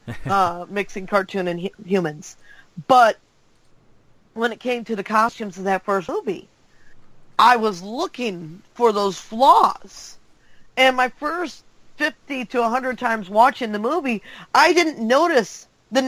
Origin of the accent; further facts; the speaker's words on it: Detroit, Michigan, United States; I'm from Detroit, Michigan.